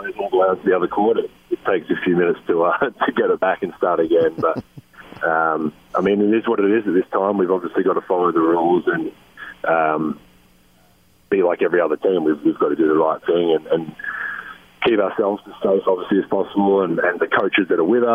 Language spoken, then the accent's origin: English; Australia; moved away as an adult; now in United States; being an Australian living in this country